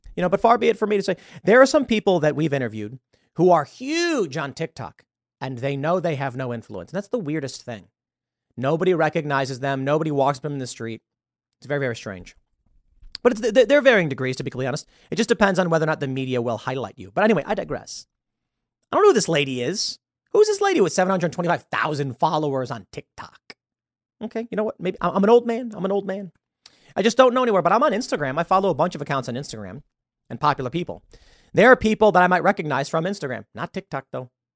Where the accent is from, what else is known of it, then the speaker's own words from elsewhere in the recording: Chicago, Illinois, United States; also born or lived in New York; now in West Virginia, United States; I'm from Chicago